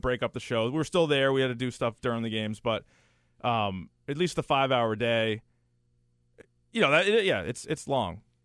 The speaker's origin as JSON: {"language": "English", "region": "New Hampshire", "country": "United States", "tie": "born or raised there", "said": "I grew up in New Hampshire"}